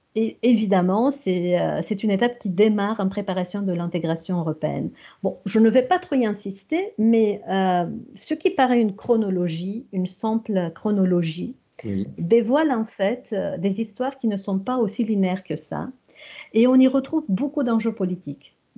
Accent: Romania; French is a second language; moved away as an adult; roumaine. J'ai suivi des études en Roumanie dans des filières francophones et cela jusqu'aux études universitaires

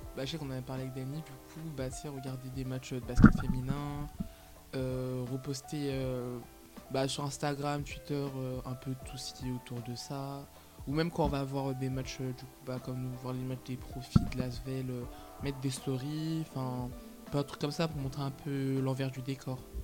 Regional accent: Lyon, Auvergne-Rhône-Alpes, France; je suis lyonnaise

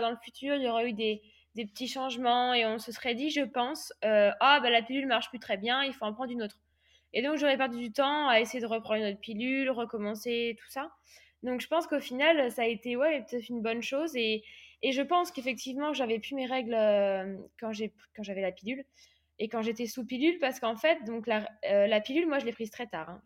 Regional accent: Réunion; moved away as an adult; also born or lived in Aix-en-Provence; je suis partie de l'île de la Réunion, là où, j'ai grandi

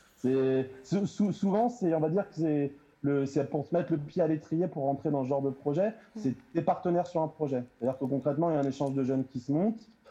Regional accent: Melun, Île-de-France, France; je viens de Melun

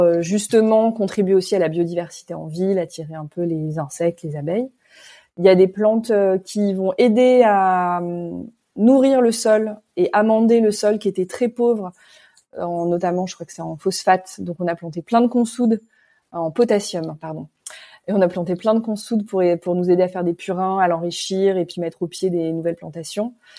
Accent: Paris, Île-de-France, France; also born or lived in Ivry-sur-Seine / Réunion; je suis parisienne hein, d'origine

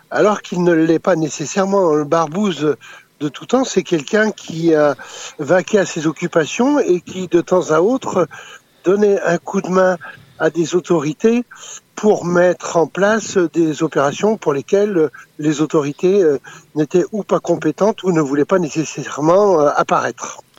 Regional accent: France; born there; also born or lived in Africa; On va dire c'est ma seconde nation puisque je suis né en France. Mais j'ai vécu

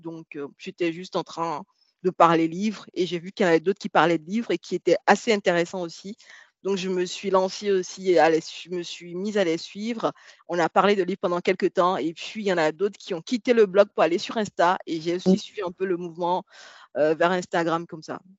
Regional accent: Benin; moi j'ai grandi au Bénin, c'est un pays de l'Afrique de l'Ouest

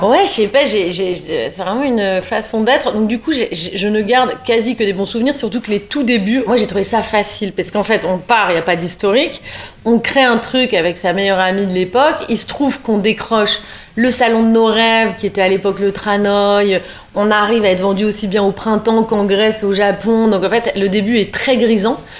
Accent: Lille, Hauts-de-France, France; moved away as an adult; now in Paris, France; J'ai grandi dans le Nord, euh, dans une grande famille, euh, comme c'est souvent le cas euh, à Lille

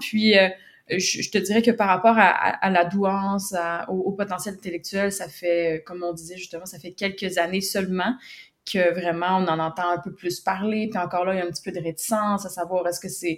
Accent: Quebec, Canada; j'habite au Québec, Canada. je suis née au Québec, je, suis encore au Québec

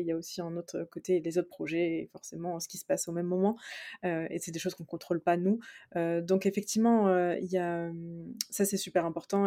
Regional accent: Reims, Grand Est, France; on est originaire de Reims

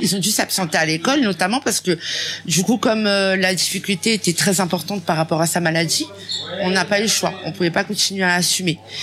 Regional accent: France; je suis une Française et que je suis née en France

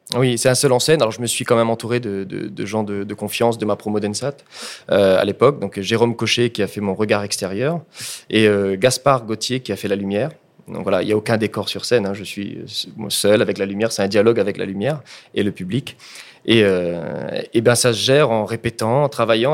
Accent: Réunion; J'ai dû attendre à ce moment-là d'être en master pour apprendre l'histoire de mon île.

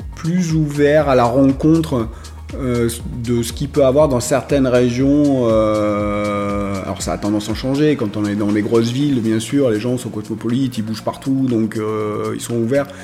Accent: Marseille, Provence-Alpes-Côte d'Azur, France; moved away as an adult; also born or lived in Picardy; je suis né à Marseille

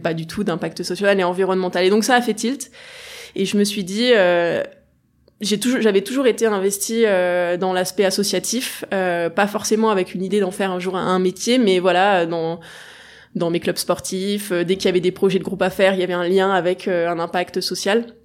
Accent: Grenoble, Auvergne-Rhône-Alpes, France; Grenoble, donc j'ai toujours été entourée à peu près de, de montagne

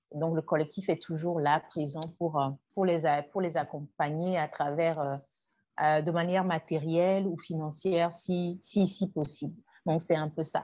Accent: Togo; Je suis togolaise. Je, vis au Togo

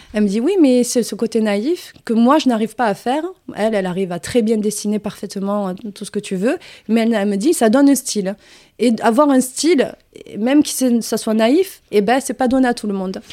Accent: Hérault, near Béziers, Occitania, France; accent: southern; moved away as an adult; also born or lived in Arcachon / Paris; now in Marseille, France; je suis revenue dans ma région d'origine, c'est euh, originaire de ma famille, qui est l'Hérault, euh, à côté de Béziers, un village à côté

